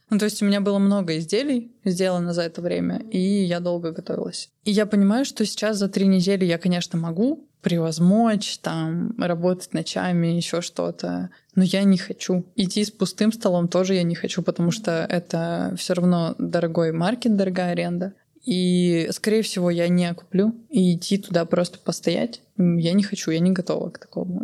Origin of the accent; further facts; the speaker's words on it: Omsk, Omsk Oblast, Russia; moved away as an adult; now in Almaty, Kazakhstan; я выросла в Омске